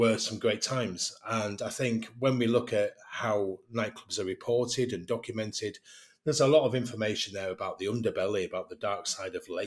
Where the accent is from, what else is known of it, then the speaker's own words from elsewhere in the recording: England, United Kingdom; accent: English; my English accent